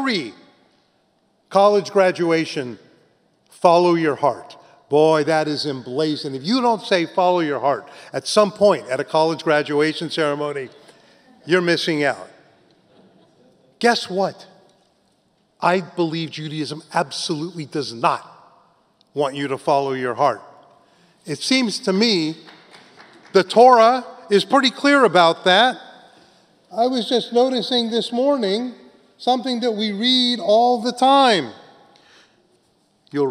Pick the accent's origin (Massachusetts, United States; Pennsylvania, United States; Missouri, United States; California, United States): California, United States; also born or lived in New York; I was living here in New York, but I grew up in California, then went back.